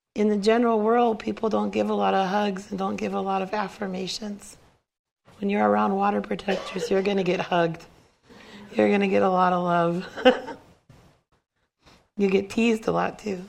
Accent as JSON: {"language": "English", "area": "Cheyenne River Sioux Reservation", "region": "South Dakota", "country": "United States", "said": "I come from the Cheyenne River Sioux Reservation."}